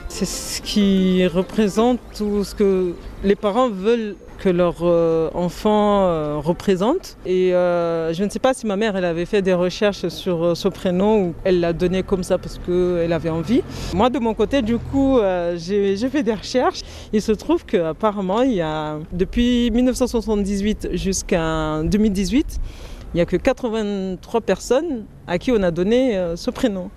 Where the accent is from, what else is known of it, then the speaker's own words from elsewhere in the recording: Sada, Mayotte; je viens de Mayotte, comme je vous ai dit. Dans la commune où je viens, Sada